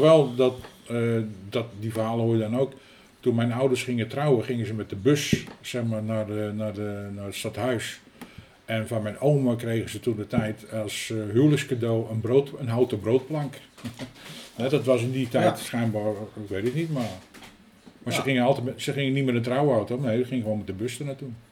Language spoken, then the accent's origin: Dutch; Utrecht, Netherlands; Ik ben hier geboren in de Zenestraat, de oude Zenestraat nummer 18.